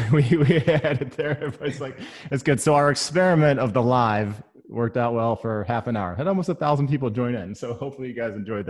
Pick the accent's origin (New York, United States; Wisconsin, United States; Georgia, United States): Wisconsin, United States; And I grew up in Wisconsin, so I'm a cheesehead.